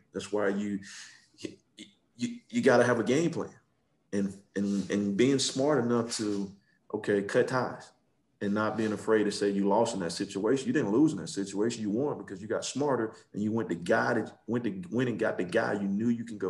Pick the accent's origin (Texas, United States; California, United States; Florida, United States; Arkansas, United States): Florida, United States; Belle Glade; moved away as an adult; also born or lived in West Virginia; now in Pennsylvania, United States; Florida always holds a special place for me growing up in Belgrade. Everybody from my high school went to Florida. I think I broke it when I left and went to West Virginia.